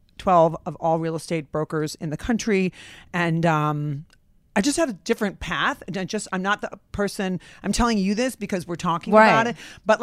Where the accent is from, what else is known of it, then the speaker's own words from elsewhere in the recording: Rockford, Illinois, United States; I'm from Rockford, Illinois, and I went to college.